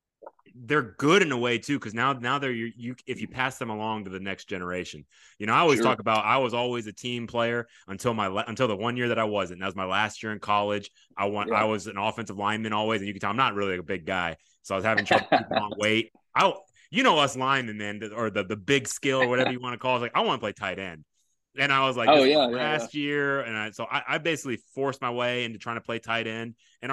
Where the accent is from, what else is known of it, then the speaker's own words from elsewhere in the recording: Japan; born there; moved away; I was born in Japan, and so we move here.